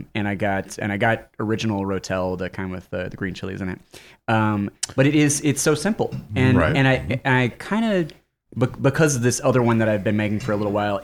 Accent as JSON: {"language": "English", "region": "Texas", "country": "United States"}